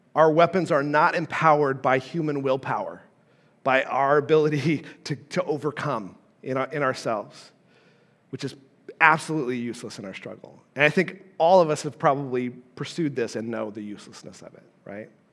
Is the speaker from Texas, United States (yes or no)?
no; Carson City, Nevada, United States; moved away as an adult; also born or lived in Southern Illinois; I grew up in Carson City, Nevada, okay, and I moved to Southern Illinois